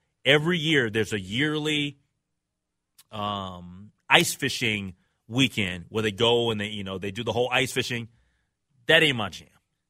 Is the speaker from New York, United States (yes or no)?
no; Minnesota, United States; I am proud to be a Minnesotan